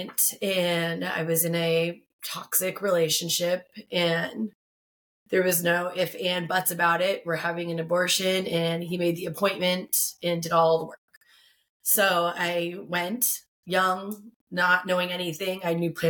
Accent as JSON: {"language": "English", "town": "Tucson", "region": "Arizona", "country": "United States", "tie": "born or raised there", "said": "I've been born and raised in Tucson, Arizona"}